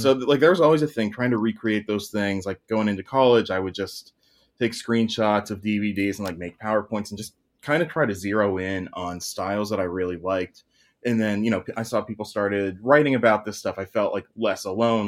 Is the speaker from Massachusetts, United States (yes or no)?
no; Pittsburgh, Pennsylvania, United States; I'm in Pittsburgh